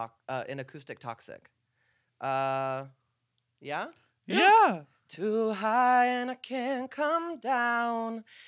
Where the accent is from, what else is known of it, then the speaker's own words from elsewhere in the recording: Modesto, California, United States; I'm from Modesto, California.